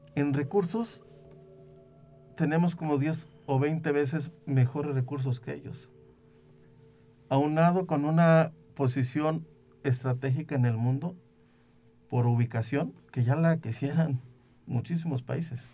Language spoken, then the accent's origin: Spanish; Venado, San Luis Potosí, Mexico; lo veía yo en mi pueblo, yo soy de Venado